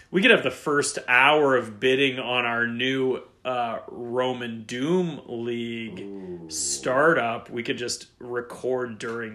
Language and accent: English; Cleveland, Ohio, United States; I'm also from Cleveland